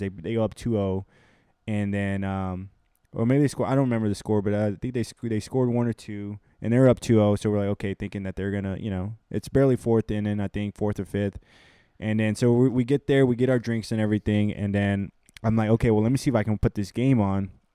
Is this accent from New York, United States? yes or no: no; Houston, Texas, United States; I'm from Houston, Texas